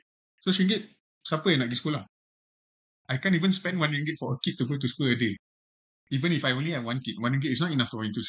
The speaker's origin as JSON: {"language": "English", "country": "Malaysia", "said": "Adopted learning means macam I'm a Malaysian."}